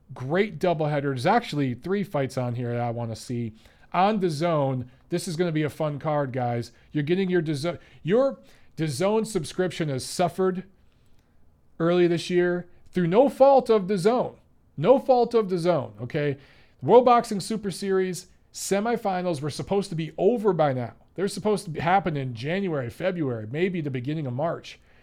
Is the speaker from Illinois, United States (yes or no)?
no; Detroit, Michigan, United States; former pro fighter out of Detroit, my hometown